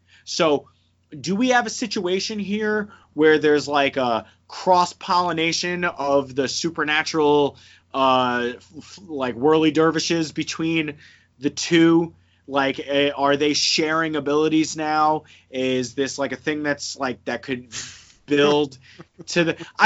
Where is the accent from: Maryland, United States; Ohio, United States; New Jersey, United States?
New Jersey, United States; moved away; I'm from New Jersey